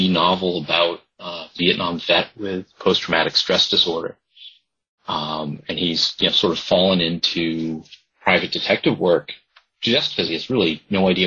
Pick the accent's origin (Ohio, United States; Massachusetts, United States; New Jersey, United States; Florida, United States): Massachusetts, United States; Nantucket; also born or lived in Boston; my hometown at a very specific time before real estate development really boomed